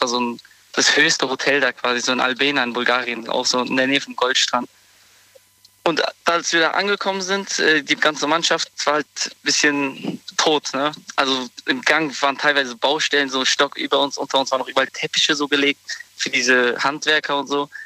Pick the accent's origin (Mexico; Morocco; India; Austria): Morocco; moved away; ich komme ja ursprünglich aus Marokko